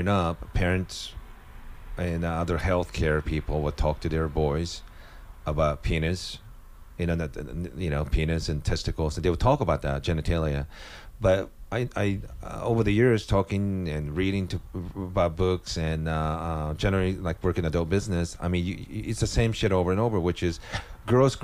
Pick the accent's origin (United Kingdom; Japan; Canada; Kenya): Japan; moved away; also born or lived in Netherlands; growing up in Japan